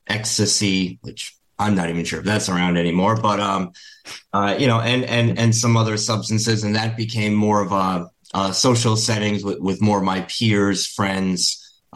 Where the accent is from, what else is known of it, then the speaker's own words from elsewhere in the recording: Rhode Island, United States; I was born in Rhode Island in the States